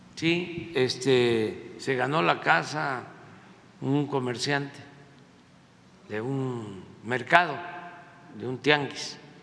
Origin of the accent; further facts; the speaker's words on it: Mexico; nosotros los mexicanos